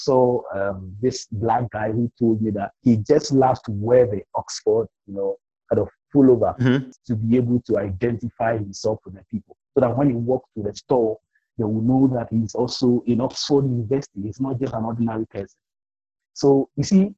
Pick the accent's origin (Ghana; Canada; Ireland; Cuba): Ghana; accent: African Ghanaian; Mine is an African Ghanaian accent, you know? we have English as our formal language.